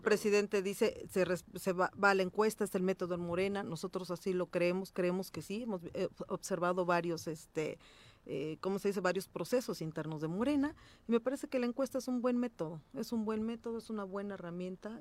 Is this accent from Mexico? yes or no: yes; Cuautla, Morelos, Mexico; soy de Cuautla, de la región oriente, como siempre lo he dicho, morelense 100%